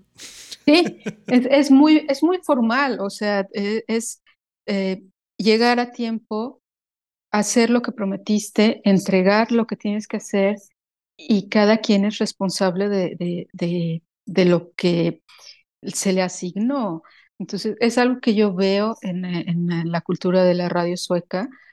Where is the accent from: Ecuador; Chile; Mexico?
Mexico; moved away as an adult; now in Sweden; yo no he dejado de ser mexicana, yo voy a ser mexicana toda mi vida, pero estando en Suecia